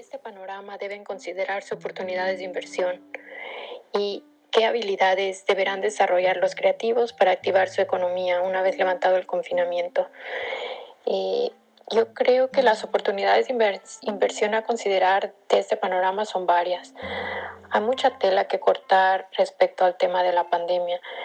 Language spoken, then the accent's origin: Spanish; Acapulco, Guerrero, Mexico; now in San Francisco, United States; Nací y crecí en Acapulco Guerrero, pero vivo en San Francisco, California